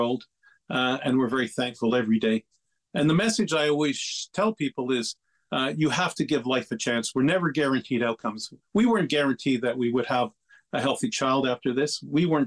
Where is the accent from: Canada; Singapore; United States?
Canada; Lachine, Quebec; I was born and raised in Lachine